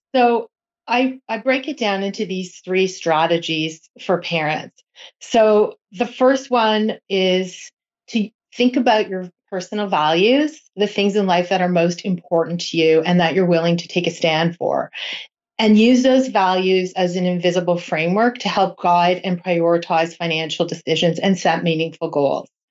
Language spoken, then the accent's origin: English; Toronto, Ontario, Canada; I am from Toronto